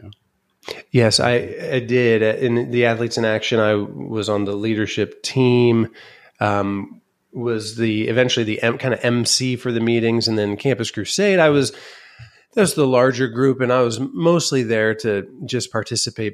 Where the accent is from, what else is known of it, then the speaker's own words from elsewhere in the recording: Van Wert, Ohio, United States; my dad was in the insurance business